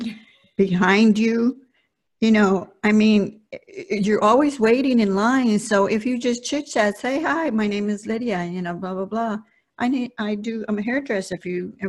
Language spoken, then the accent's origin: English; Compton, California, United States; first language Spanish; English is a second language; this little girl that lived in Compton and went to elementary school and sat in the back row because I didn't speak English